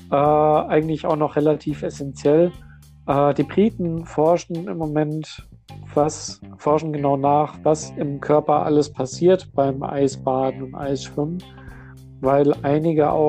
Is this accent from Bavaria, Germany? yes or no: no; Hesse, Germany; ich bin ja seit vier Jahren bin ich jetzt äh, hier, beziehungsweise seit fünf Jahren hier im Norden. Ich komme hier ursprünglich aus Hessen.